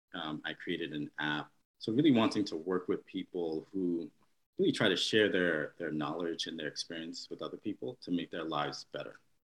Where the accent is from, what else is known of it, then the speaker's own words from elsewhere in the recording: New York, United States; born and raised here in New York